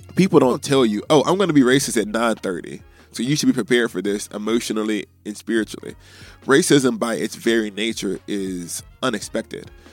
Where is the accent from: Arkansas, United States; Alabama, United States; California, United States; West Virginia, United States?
Alabama, United States; now in Midwest, United States; as an African American growing up in Alabama